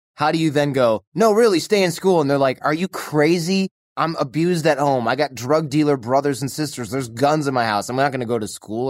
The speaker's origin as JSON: {"language": "English", "town": "Troy", "region": "Michigan", "country": "United States", "tie": "born or raised there", "moved": "yes", "said": "I grew up in Troy"}